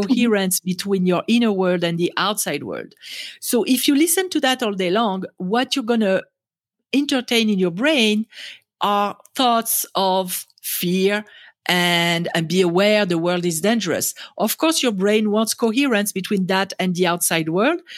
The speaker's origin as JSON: {"language": "English", "country": "France", "tie": "born or raised there", "second_language": "English", "moved": "as an adult", "lives_now": "United States", "said": "I was born in France and raised in France, and, um, I came to America"}